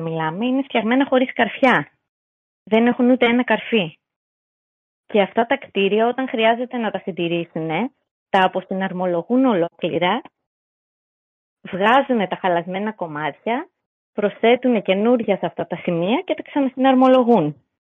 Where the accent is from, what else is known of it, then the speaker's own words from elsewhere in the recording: Greece; εμείς σαν Έλληνες